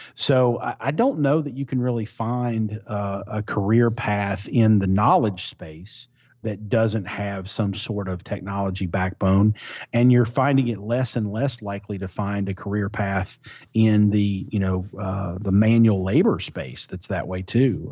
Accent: Eastern Kentucky, United States; also born or lived in Louisville, Kentucky; I grew up in Eastern Kentucky

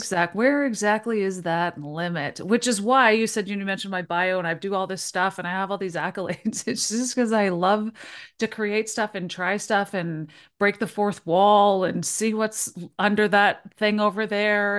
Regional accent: Toronto, Ontario, Canada; moved away as an adult; I'm originally from Toronto, so I've spent, like, my whole life there

